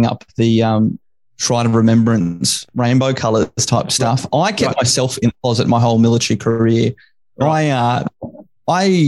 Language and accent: English; Brisbane, Queensland, Australia; also born or lived in Canberra / Townsville; I grew up here in Brizzy, went to school here